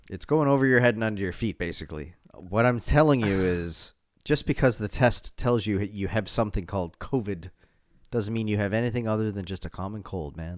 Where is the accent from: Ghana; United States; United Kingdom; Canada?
Canada; East Coast; now in Toronto, Canada; I'm from the East Coast